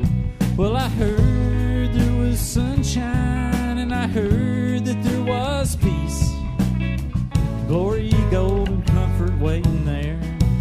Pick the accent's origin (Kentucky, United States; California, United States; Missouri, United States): Kentucky, United States; Winchester; I grew up in Clark County, just a couple miles outside of Winchester on a little small acreage place that my family moved to back when I was a kid. And my family's been in Clark County for several generations.